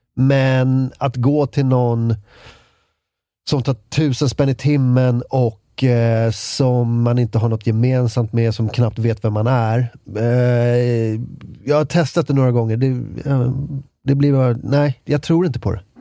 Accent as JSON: {"language": "Swedish", "town": "Ösmo", "region": "Stockholm County", "country": "Sweden", "tie": "born or raised there", "also_born_or_lived": "Lidingö", "said": "en milstolpe i min uppväxt var när vi flyttade från, från Ösmo, som ligger eh, i, i närheten av Nynäshamn"}